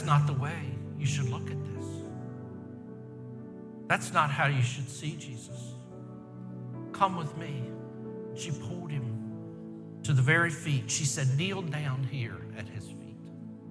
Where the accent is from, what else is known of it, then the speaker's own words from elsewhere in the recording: Baltimore, Maryland, United States; I grew up in Baltimore, Maryland